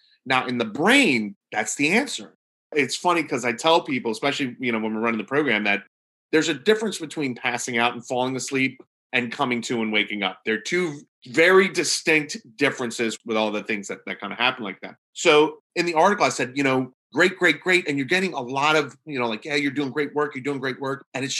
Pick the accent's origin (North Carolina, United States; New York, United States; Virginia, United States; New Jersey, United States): Virginia, United States; Norfolk; I'm from Norfolk, Virginia.